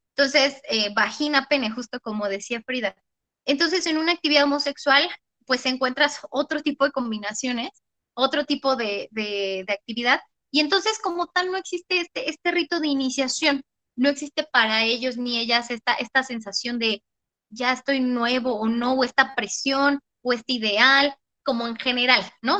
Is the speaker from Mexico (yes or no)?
yes; Mexico; nosotras, como mujeres mexicanas